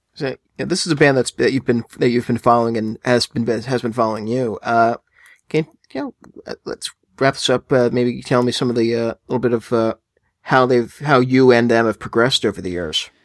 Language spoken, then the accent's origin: English; United States; I'm American